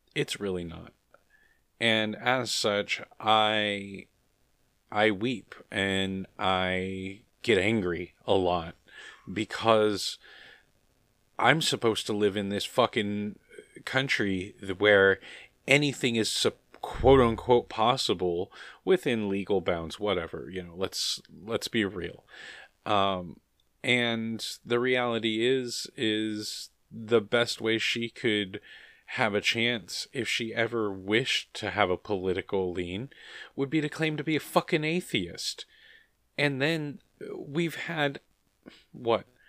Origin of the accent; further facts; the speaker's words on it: United States; I'm an American